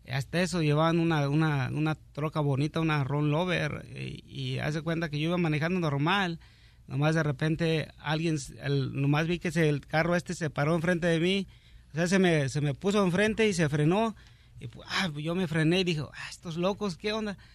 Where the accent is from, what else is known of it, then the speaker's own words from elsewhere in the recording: Cuernavaca, Morelos, Mexico; also born or lived in Mexico City; Ah, yo soy nacido en el Distrito Federal, pero pues me crié en Cuernavaca, Morelos.